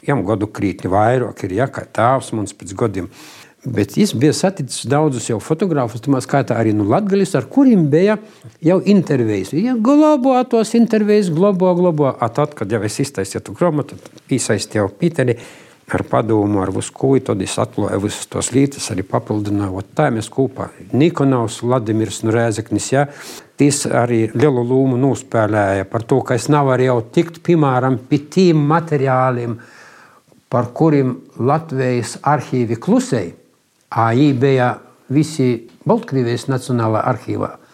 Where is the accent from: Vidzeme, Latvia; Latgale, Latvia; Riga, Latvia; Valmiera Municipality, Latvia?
Latgale, Latvia; Tilža; also born or lived in Jūrmala / Kuprava; now in Preiļi, Latvia; es sevi atceros tilžā.